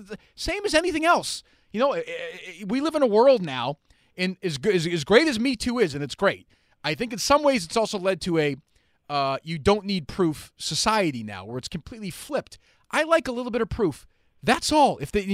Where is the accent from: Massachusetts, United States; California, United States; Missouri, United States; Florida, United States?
Massachusetts, United States; Winchester; I grew up in Winchester.